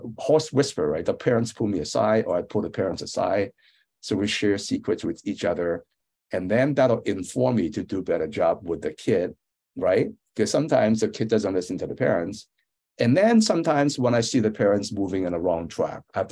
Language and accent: English; San Francisco, California, United States; also born or lived in Hong Kong; I grew up in San Francisco, went to Lowell High School, which is a famous public school, went to Berkeley.